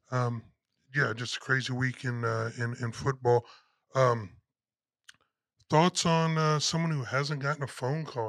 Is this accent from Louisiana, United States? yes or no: no; San Antonio, Texas, United States; we're from San Antonio. So when we talk about the high school, we're talking about the local San Antonio area.